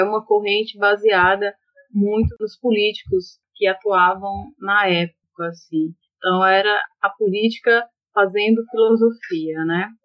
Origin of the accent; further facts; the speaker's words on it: Ceará, Brazil; also born or lived in Bahia; voltei, né, para minha terra de fato